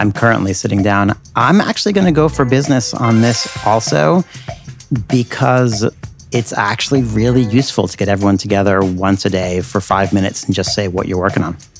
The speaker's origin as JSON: {"language": "English", "country": "United States", "lives_now": "New York City, United States", "said": "as an American in New York City"}